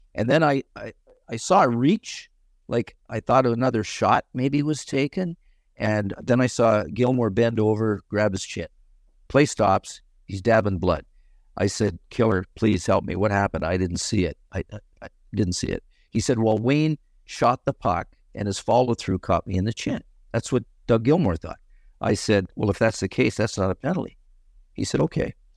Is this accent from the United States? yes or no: no; Canada; growing up in Canada on an outdoor rink